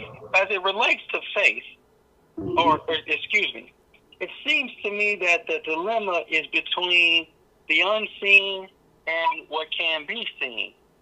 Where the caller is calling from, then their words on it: Shelbyville, Tennessee, United States; I'm calling from Shelbyville, Tennessee.